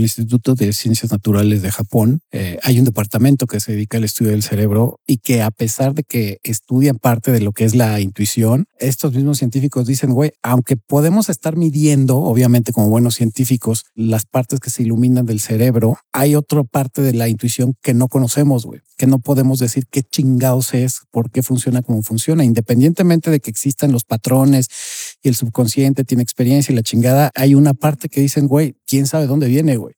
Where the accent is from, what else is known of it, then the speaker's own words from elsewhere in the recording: Mexico; soy mexicano, pero tampoco soy del güey